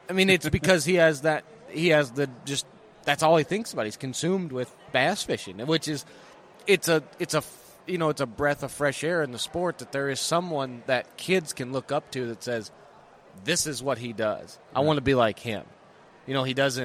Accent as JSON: {"language": "English", "town": "Guntersville", "region": "Alabama", "country": "United States", "tie": "born or raised there", "said": "growing up on Gundersville"}